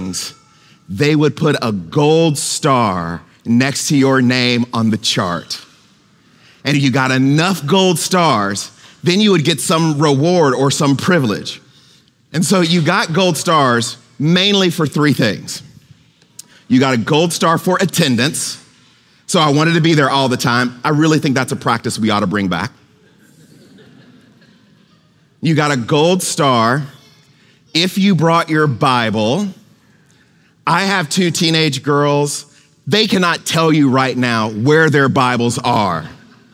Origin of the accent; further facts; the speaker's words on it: Goshen, Mississippi, United States; the church where I grew up in Goshen, Mississippi